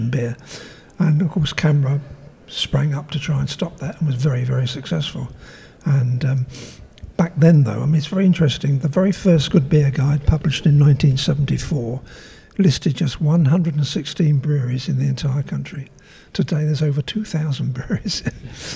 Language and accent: English; London, United Kingdom; now in St Albans, United Kingdom; I don't live in London now. I live in St Albans in Hertfordshire, but I grew up in East London